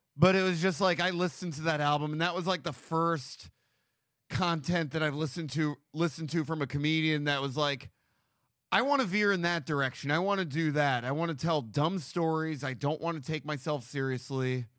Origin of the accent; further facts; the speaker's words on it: New York, United States; moved away as an adult; now in Los Angeles, United States; I grew up on the Upper West Side